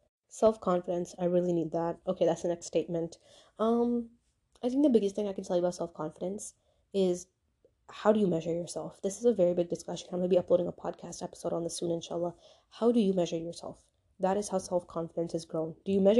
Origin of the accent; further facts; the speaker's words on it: Pakistan; I'm Pakistani, but you know, then that means you have to be somewhere in STEM.